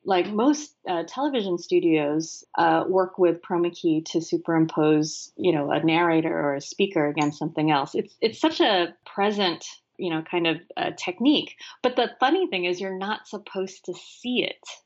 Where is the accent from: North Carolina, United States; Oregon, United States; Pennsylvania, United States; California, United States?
California, United States; San Francisco; I grew up in San Francisco